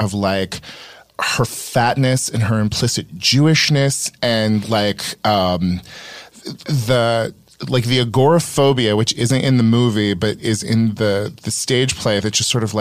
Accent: West Coast, United States; I am from the West Coast and was raised relatively

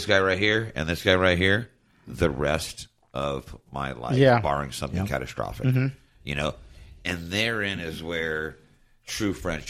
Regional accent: Long Beach, California, United States; moved away; where I grew up in Long Beach. It was unsavory, to say the least. And I grew up with mostly Hispanics, blacks

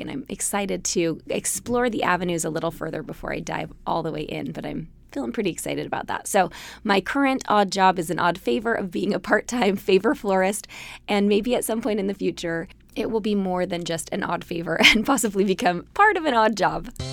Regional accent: Salt Lake City, Utah, United States; I grew up in Salt Lake City, Utah, in a city surrounded by mountains.

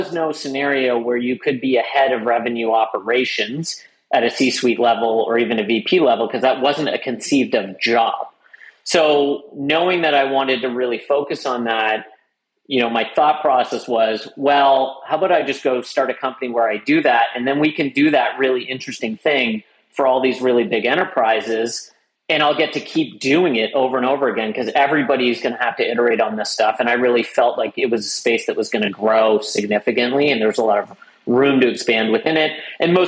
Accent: Canada; I was born in Canada, had two parents

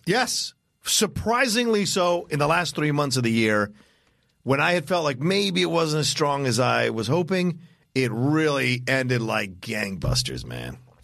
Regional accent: Southern Virginia, United States; grew up in Southern Virginia

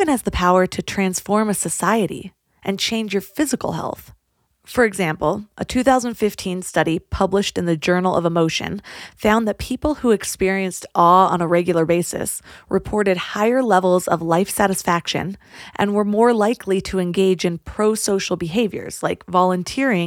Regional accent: California, United States; growing up in California, the beauty of nature was just so commonplace

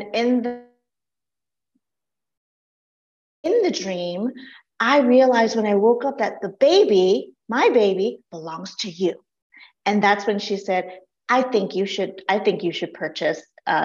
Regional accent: Laos; now in United States; I was not born in the US. I was born in Laos, and my family fled the country during the Vietnam era. And so we were refugees of war

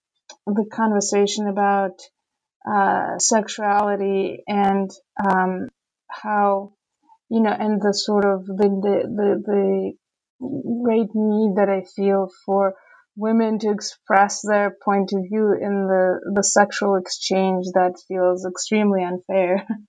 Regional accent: Saint Petersburg, Russia; growing up in Petersburg, you know, in the 80s and 90s, I personally didn't even know the word homosexual

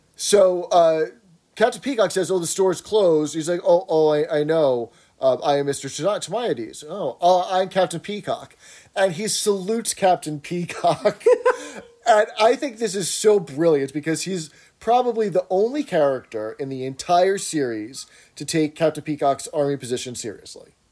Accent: New York City, New York, United States; I grew up in Brooklyn

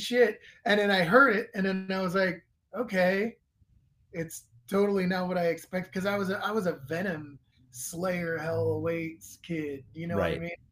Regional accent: Northern California, United States; I was a kid. I was from Northern California

